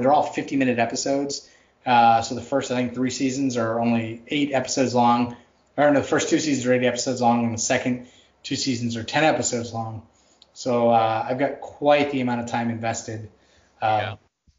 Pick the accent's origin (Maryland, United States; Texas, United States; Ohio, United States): Texas, United States; I grew up in Texas. It was always hot. I grew up in a college town.